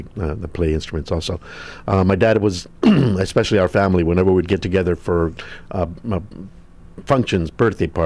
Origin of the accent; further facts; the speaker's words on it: Compton, California, United States; also born or lived in Santa Maria, California; now in Los Angeles, United States; I grew up in Compton until until I was 1978, 1979. So that's about close to 20 years living in Compton